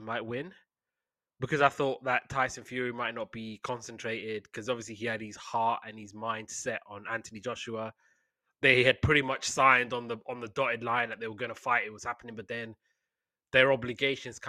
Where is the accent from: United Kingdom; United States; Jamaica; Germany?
United Kingdom; being British